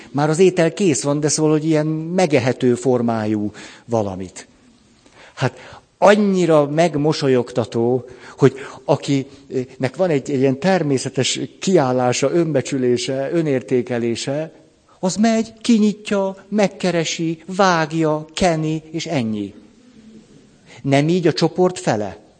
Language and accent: Hungarian; Hungary; magyarként is ott vagyok